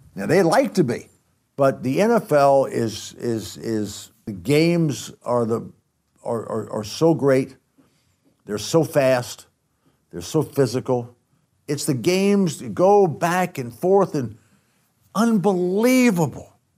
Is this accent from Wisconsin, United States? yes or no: no; Athens, Georgia, United States; I grew up in Athens, Georgia